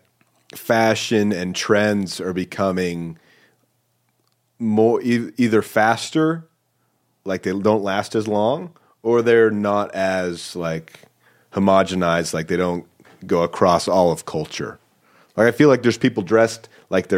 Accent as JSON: {"language": "English", "region": "Washington", "country": "United States", "tie": "born or raised there", "said": "I grew up in Washington State"}